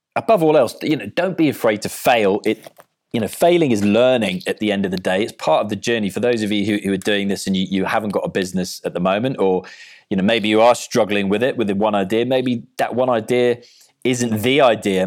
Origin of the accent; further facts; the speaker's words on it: Cardiff, Wales, United Kingdom; I'm from Cardiff, so I support Wales.